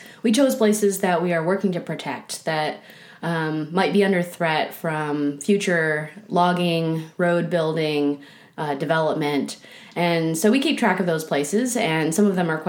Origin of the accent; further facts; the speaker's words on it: Michigan, United States; now in Oregon, United States; I'm originally from Michigan and moved to Oregon